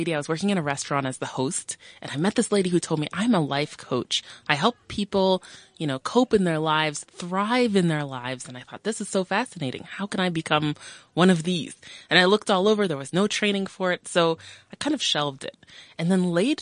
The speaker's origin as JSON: {"language": "English", "country": "United States", "tie": "born or raised there", "moved": "as an adult", "lives_now": "South Africa", "said": "I'm a South African born in South Africa, brought to America at age 6, and then brought myself home after 26 years"}